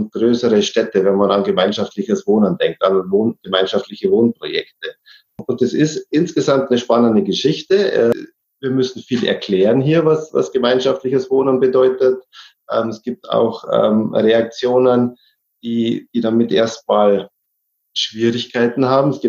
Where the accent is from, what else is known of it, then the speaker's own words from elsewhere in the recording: Neuenburg am Rhein, Baden-Württemberg, Germany; now in Munich, Germany; ich stamme aber hier aus Neuenburg ähm, und habe den Kontakt auch immer zur, zu meiner Heimat behalten.